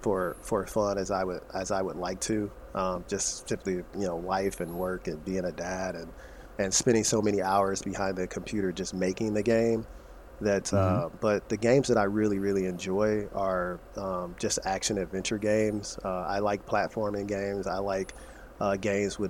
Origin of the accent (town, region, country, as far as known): St. Louis, Missouri, United States; born or raised there; moved away